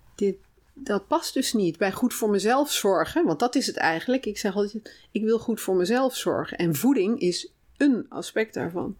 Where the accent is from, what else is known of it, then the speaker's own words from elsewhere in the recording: North Brabant, Netherlands; moved away as an adult; also born or lived in Oegstgeest; ik kom uit Brabant. Hm. Daar heb ik zeg maar mijn jeugd doorgebracht tot ah, ik ging okay. studeren.